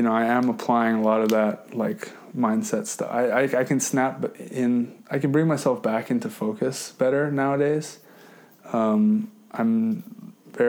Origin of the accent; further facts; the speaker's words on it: Hawaii, United States; I grew up in Hawai’i